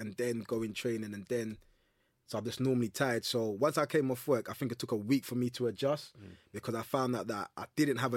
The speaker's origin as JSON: {"language": "English", "region": "London", "country": "United Kingdom", "tie": "born or raised there", "said": "I grew up in North London, yeah, Tottenham, South Tottenham"}